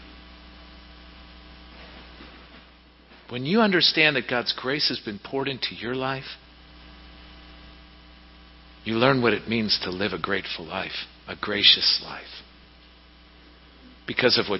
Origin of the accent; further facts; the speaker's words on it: Pittsburgh, Pennsylvania, United States; back when I was growing up in Pittsburgh